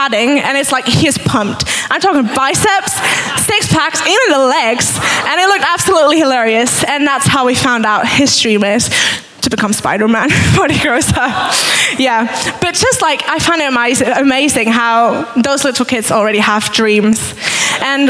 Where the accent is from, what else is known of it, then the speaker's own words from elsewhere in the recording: Switzerland; moved away as an adult; I'm originally from Switzerland, but I've been here about 2